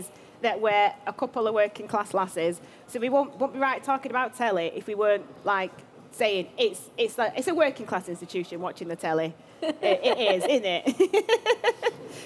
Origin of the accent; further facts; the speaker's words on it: Manchester, North West England, United Kingdom; I've come from Manchester.